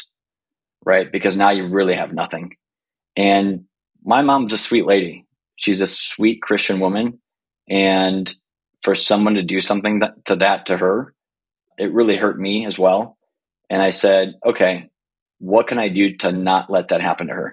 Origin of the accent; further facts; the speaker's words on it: Green Bay, Wisconsin, United States; I'm from this little city called Green Bay, Wisconsin.